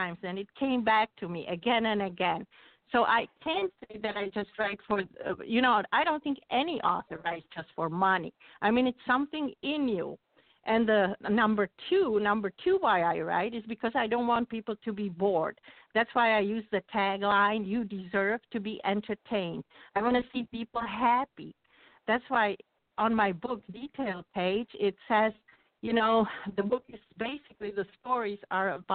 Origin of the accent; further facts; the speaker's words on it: Czechia; moved away as an adult; also born or lived in West Michigan; now in Michigan, United States; My journey went from a civil engineer in Czechoslovakia to a reporter for local newspapers in West Michigan